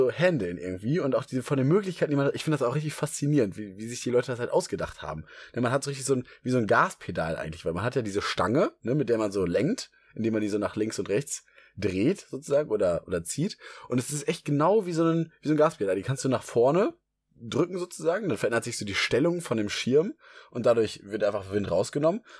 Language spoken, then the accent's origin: German; Hamburg, Germany; In Hamburg als Hamburger